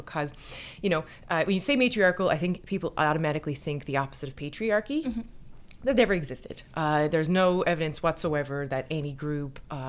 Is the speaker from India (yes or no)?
no; Newfoundland and Labrador, Canada; Oh, I'm a Newfoundlander. The island always calls out to me.